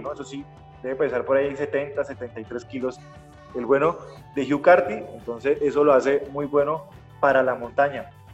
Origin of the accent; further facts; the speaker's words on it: Bilbao, Basque Country, Spain; yo soy de Bilbao